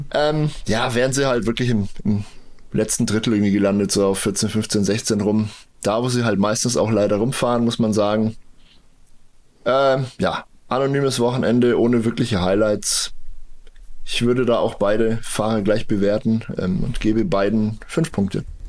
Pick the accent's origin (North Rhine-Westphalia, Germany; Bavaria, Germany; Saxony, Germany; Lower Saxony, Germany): Bavaria, Germany; hier bei uns in Bayern